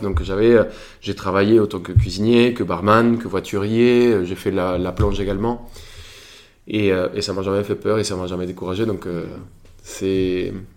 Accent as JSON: {"language": "French", "country": "Colombia", "moved": "as an adult", "lives_now": "Paris, France", "said": "quand je suis parti de Colombie"}